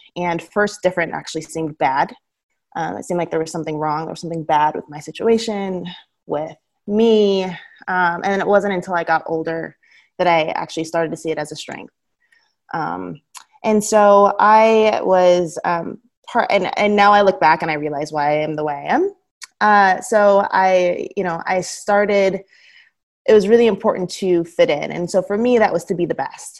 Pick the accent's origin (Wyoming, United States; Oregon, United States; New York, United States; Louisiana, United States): Oregon, United States; Southern; growing up in Southern Oregon